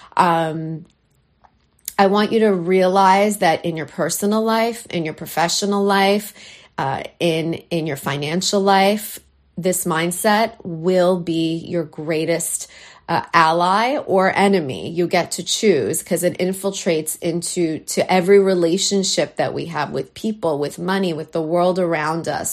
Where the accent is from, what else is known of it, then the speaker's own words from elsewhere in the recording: Canada; now in New York, United States; this Canadian girl, though I live in New York, I'm a Canadian girl at heart